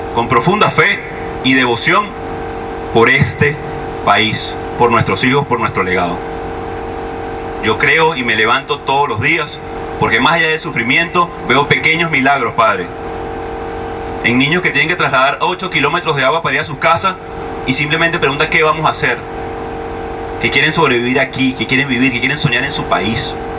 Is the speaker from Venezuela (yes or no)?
yes; Venezuela; como sociedad, como venezolanos, como familia